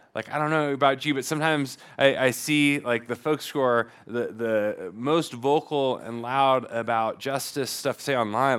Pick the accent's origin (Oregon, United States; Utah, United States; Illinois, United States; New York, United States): Oregon, United States; Portland; moved away; I come from Portlandia, where, you know, the, famously the place where thirty-somethings go to retire